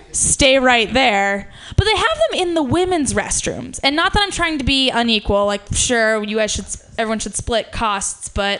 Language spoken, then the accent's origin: English; Ohio, United States; now in San Francisco, United States; one of the few people in my hometown that weren't like racist conservatives